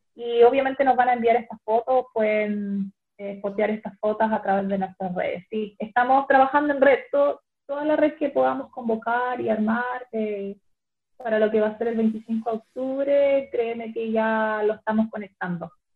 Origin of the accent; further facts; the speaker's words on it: Chile; now in Dublin, Ireland; aquí una chilena